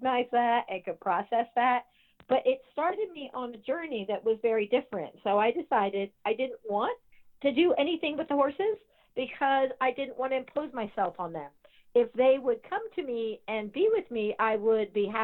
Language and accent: English; between Delaware and Maryland, East Coast, United States; I grew up on the East Coast, so between Delaware and Maryland area.